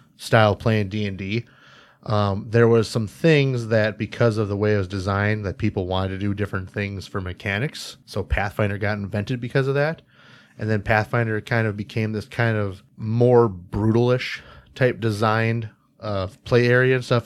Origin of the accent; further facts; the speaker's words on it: Jamestown, North Dakota, United States; I grew up in North Dakota